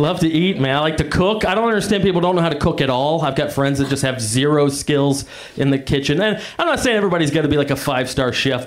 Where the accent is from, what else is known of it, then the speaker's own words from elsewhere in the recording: the South, United States; I'm from the South